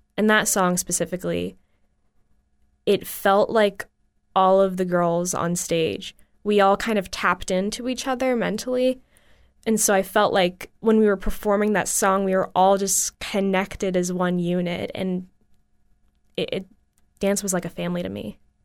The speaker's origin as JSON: {"language": "English", "town": "Bradenton", "region": "Florida", "country": "United States", "tie": "born or raised there", "said": "a dance studio in my hometown, which is Bradenton, Florida"}